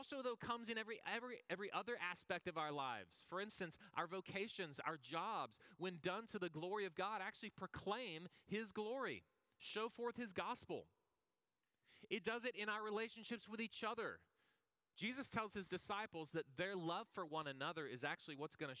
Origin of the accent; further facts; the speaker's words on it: the Texas coast, United States; I grew up on the Texas coast and grew up close to water.